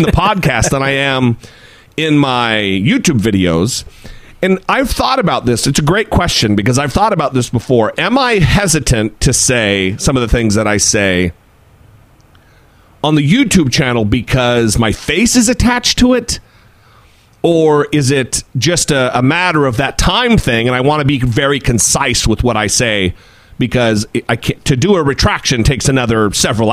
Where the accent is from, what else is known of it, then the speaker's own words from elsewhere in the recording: Idaho, United States; now in Orange County, United States; my home state of Idaho. I live in Orange County, California.